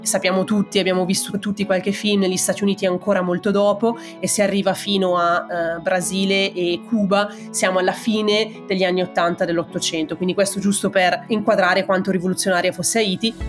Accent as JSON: {"language": "Italian", "country": "Italy", "also_born_or_lived": "Germany / United States", "moved": "as an adult", "lives_now": "Berlin, Germany", "said": "io in realtà sono partita dall'Italia subito dopo la fine della laurea magistrale"}